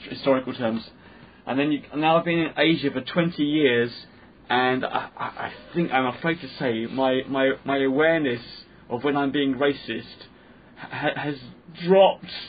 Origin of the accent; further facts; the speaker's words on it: London, United Kingdom; I grew up in London, massive Pakistani, Indian, um, black kids of all race and colour, Chinese in my class, in my school